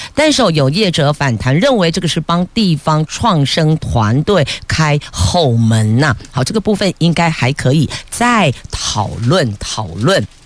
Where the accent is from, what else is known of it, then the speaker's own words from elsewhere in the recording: Taiwan; 我们台湾人这么热情